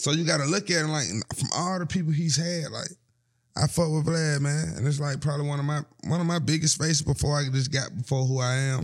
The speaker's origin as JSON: {"language": "English", "town": "Atlanta", "region": "Georgia", "country": "United States", "said": "I'm from Atlanta"}